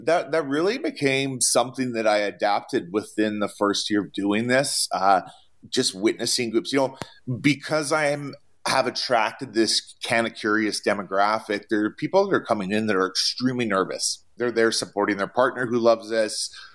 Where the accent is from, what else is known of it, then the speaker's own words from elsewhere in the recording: Canada; moved away as an adult; now in United States; I come from Canada